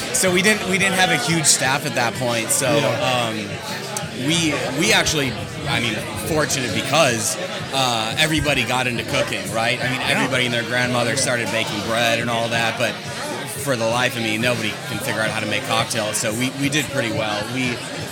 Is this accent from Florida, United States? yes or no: no; Murray, Kentucky, United States; moved away as an adult; now in New York, United States; I'm from Murray, Kentucky.